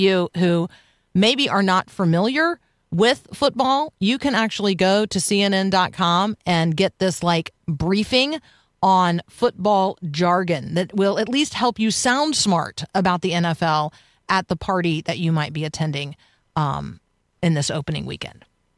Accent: Tampa, Florida, United States; So I grew up in Tampa, and our county fair, the Hillsborough County Fair, was also the Strawberry Festival.

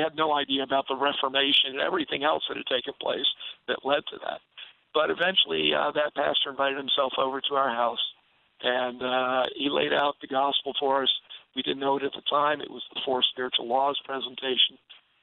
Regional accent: New York, United States; I was raised in New York

